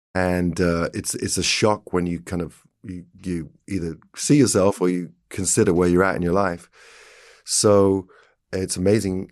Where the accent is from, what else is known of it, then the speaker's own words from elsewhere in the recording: England, United Kingdom; being English